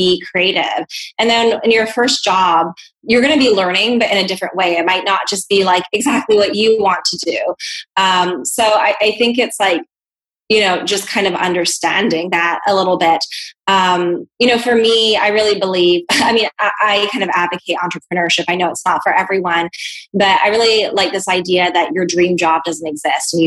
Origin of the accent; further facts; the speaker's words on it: Hong Kong; moved away; also born or lived in New Zealand / Bahamas / Canada; Yeah, so I grew up in Hong Kong, and I have a New Zealand passport.